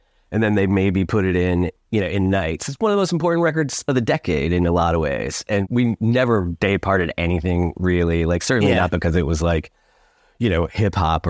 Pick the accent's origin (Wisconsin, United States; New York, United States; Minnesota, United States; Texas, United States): New York, United States; Syracuse; growing up in Syracuse, you know, kind of there aren't many ways for you to do anything like that has anything to do with music